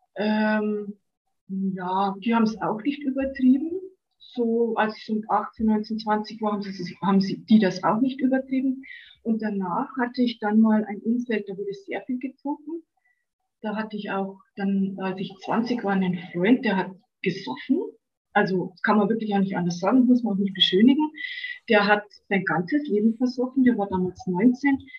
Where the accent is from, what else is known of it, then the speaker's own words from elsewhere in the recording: Bavaria, Germany; bin ich auch hier in Bayern auf dem Land groß geworden